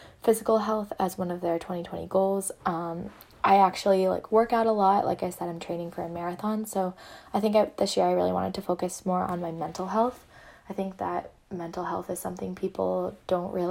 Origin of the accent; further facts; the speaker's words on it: small town near Amherst, Western Massachusetts, United States; moved away as an adult; now in Boston, United States; I'm actually from Western Massachusetts, from a really small town near UMass Amherst